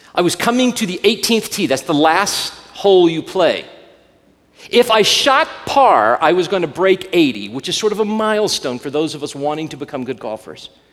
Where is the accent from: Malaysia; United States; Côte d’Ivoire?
United States; Alabama; I grew up in Alabama